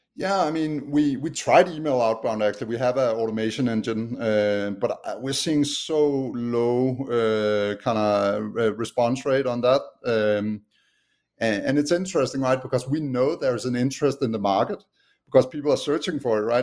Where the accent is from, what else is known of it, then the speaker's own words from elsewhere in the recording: Denmark; accent: Danish; English is a second language; moved away as an adult; now in United States; I haven't lost my Danish accent yet. But yeah, I'm originally from Denmark. Um, have lived in the U.S. for the last eight years